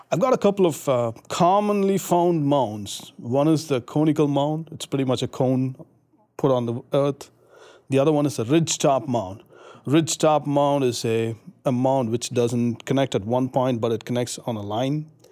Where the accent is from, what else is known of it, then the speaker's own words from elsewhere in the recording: India; moved away as an adult; now in United States; I'm from India. I've been here in, in the U S for the past four and a half